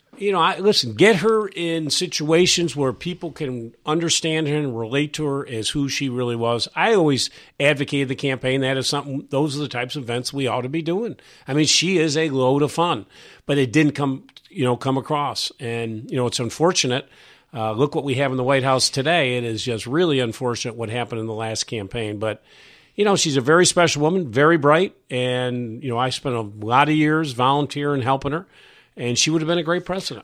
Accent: New York, United States; moved away as an adult; also born or lived in Syracuse; now in Virginia, United States; I was from New York.

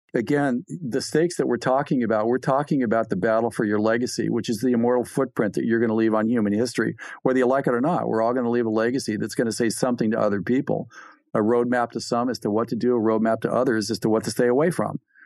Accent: California, United States; I'm from California

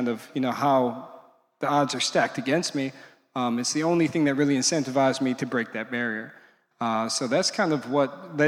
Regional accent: Milwaukee, Wisconsin, United States; I'm from Milwaukee, Wisconsin

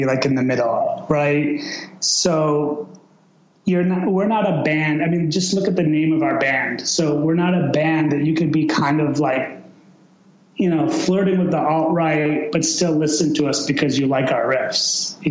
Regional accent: Chicago, Illinois, United States; also born or lived in Iran; I was born in 1975 in Chicago. And, you know, I was basically raised in Chicago

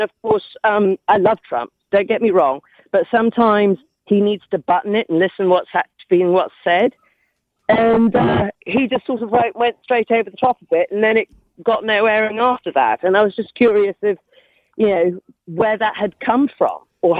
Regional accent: United Kingdom; now in United States; I'm educated in the United Kingdom.

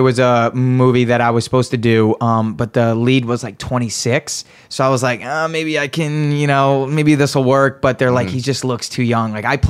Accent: Rhode Island, United States; moved away; also born or lived in Montreal; and I'm from Rhode Island, so like we were the only people that like kind of spoke English

